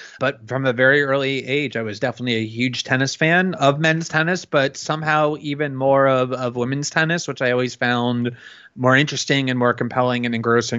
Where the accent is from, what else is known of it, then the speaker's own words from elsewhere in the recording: Florida, United States; I grew up in actually a suburb of Fort Lauderdale, very close to the park where Chris Evert learned to play t